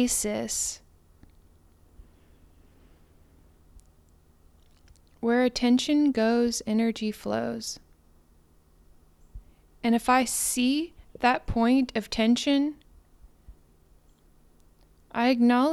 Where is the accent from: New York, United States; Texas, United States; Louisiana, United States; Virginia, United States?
Texas, United States; Houston; H-Town and for my hometown where I come from